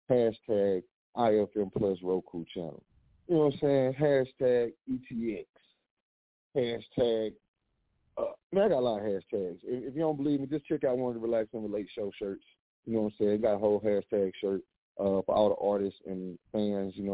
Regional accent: Texas, United States; I'm from Texas, so hey, I'm I'm I'm new to these parts.

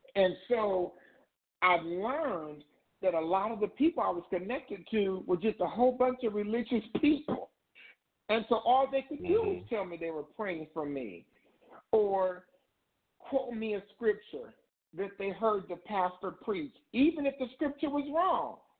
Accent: Indiana, United States; moved away as an adult; now in Ohio, United States; I'm originally from Indiana. I moved from Indiana to Ohio

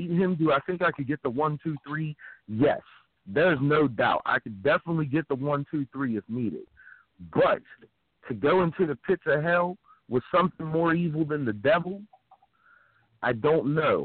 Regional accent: Philadelphia, Pennsylvania, United States; moved away; also born or lived in Uniontown, Pennsylvania; I'm originally a Philly guy

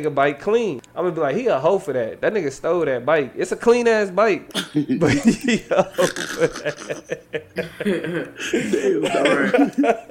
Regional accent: United States; we're Americans

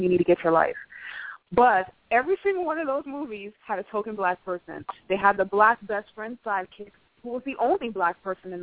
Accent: South Florida, United States; I was raised in South Florida, which is a melting pot of cultural diversity

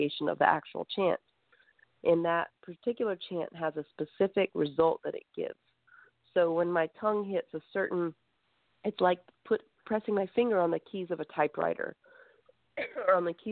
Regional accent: South Carolina, United States; also born or lived in Greece; We were raised in South Carolina

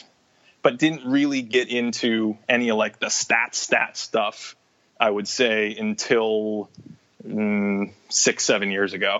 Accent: Boston, Massachusetts, United States; I grew up in Boston

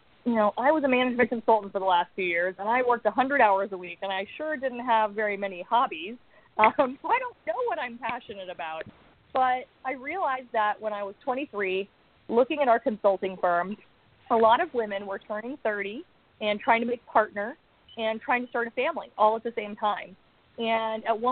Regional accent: Austin, Texas, United States; now in Los Angeles, United States; I grew up in Austin, Texas, which is my favorite place on earth

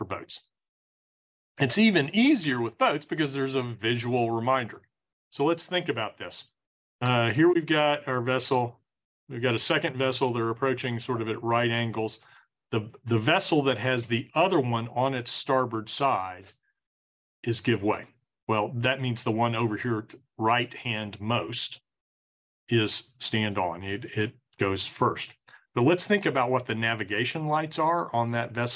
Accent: Texas, United States; I'm from Texas

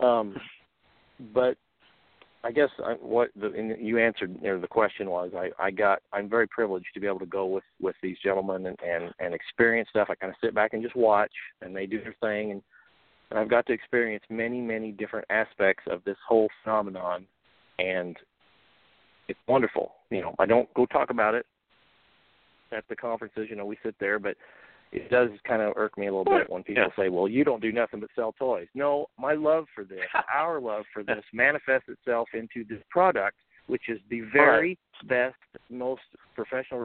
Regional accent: Central Illinois, United States; I'm from Central Illinois

